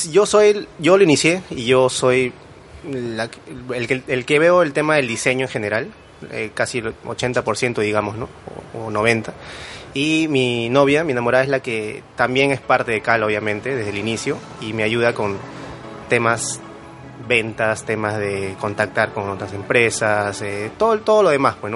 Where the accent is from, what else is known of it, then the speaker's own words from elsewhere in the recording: Pueblo Libre, Lima, Peru; desde Pueblo Libre, que es mi hogar, centro de labores, eh, ahí, toda mi vida.